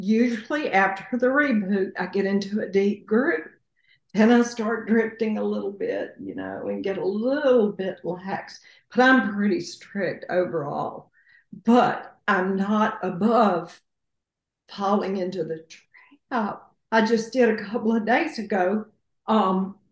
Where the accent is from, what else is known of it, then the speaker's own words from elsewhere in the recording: the South, United States; I'm from the South